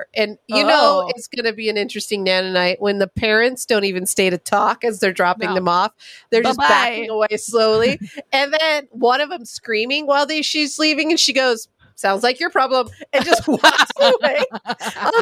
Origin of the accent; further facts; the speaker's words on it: California, United States; I'm from California